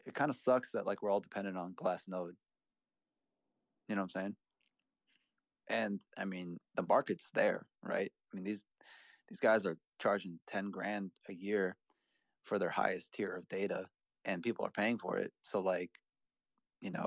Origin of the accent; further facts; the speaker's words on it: Midwest, United States; now in Boston, United States; I live in Boston, so I don't have to worry about tornadoes. But like, you know, I come from the Midwest, so I know all about it